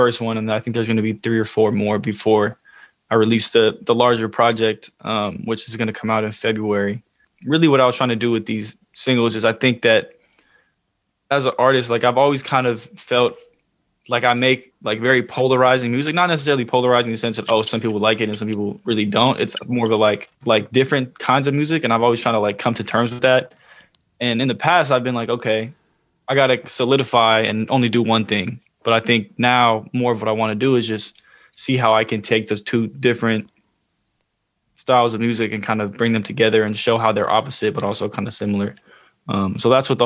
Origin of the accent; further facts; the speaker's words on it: Oakland, California, United States; I'm from the Bay Area. I'm from Oakland